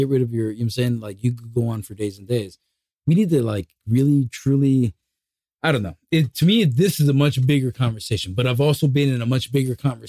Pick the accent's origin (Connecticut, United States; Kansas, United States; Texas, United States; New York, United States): New York, United States; New York City; I'm from Brooklyn.